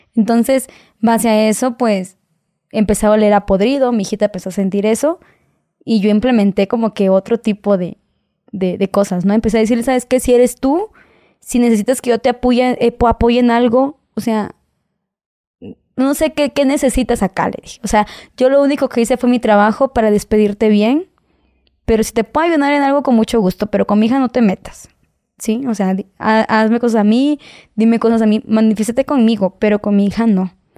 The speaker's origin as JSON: {"language": "Spanish", "country": "Mexico", "said": "nosotros como mexicanos"}